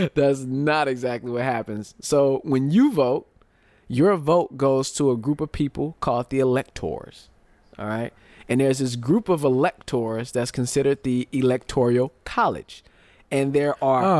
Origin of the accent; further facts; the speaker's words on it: United States; most of us Americans, we spend our whole lives being American